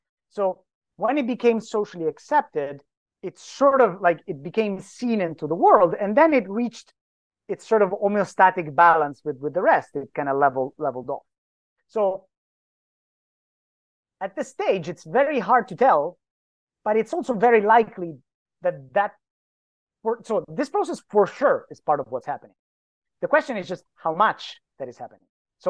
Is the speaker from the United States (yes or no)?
no; Greenland; I come from Greenland, so I may not be unbiased in my assessment